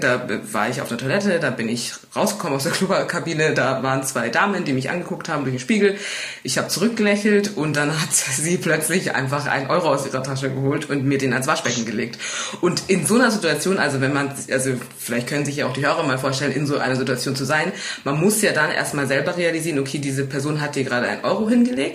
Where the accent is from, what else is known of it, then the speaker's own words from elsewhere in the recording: Munich, Bavaria, Germany; woher kommst du? Und wenn ich sage aus München